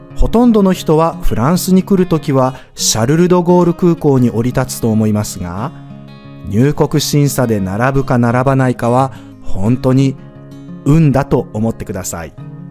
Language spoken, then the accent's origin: Japanese; Osaka, Japan; 僕は大阪人なのに